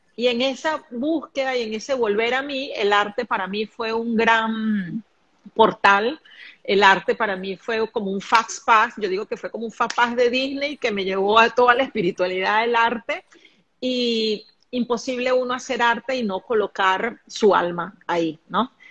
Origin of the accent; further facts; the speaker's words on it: Caracas, Capital District, Venezuela; now in Panama; Saludos desde Panamá, de esta tierra caliente, donde yo también estoy, Caracas, mi tierra natal.